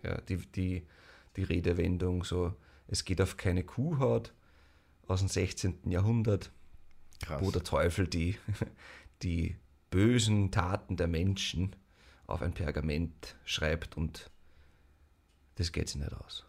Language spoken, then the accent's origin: German; Mostviertel, Lower Austria, Austria; ich komme aus dem Mostviertel